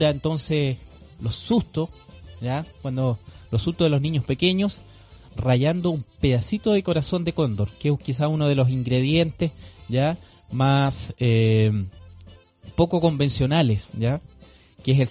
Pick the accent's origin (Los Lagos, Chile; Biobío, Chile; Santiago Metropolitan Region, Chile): Santiago Metropolitan Region, Chile; Santiago; Lo digo por experiencia propia, soy de Santiago. Como organización mapuche levantamos una casa de salud ancestral mapuche.